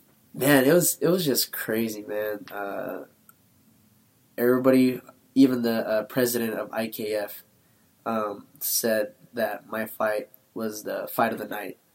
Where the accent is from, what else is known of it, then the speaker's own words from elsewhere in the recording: Philippines; We're both Filipino, sure.